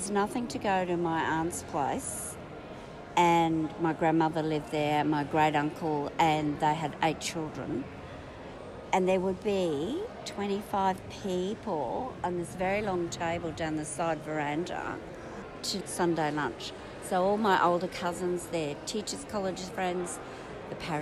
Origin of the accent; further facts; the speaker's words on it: Brisbane, Queensland, Australia; also born or lived in Sydney / Sandgate; I was born in Sydney. Mum's from Newcastle. And then we moved up to Queensland. And we lived at Sandgate for quite a while. And then we moved to Nala, which is one of those interesting socio-economic places. And that was really a great place to grow up